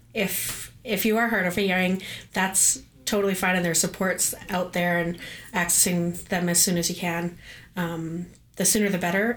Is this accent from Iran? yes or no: no; Canada; as a Canadian